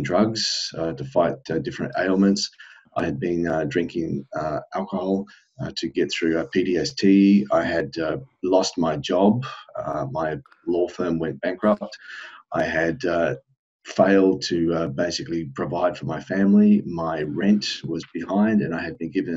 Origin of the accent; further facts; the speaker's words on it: Australia; moved away as an adult; now in South Korea; I'm from Australia originally, and I'm currently residing in South Korea. And I've been here for at least 10 years now.